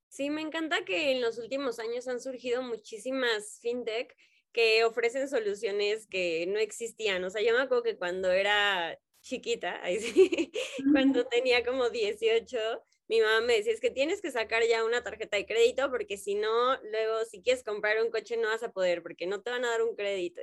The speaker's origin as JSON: {"language": "Spanish", "country": "Mexico", "said": "en México siento que somos personas como con mucho tacto"}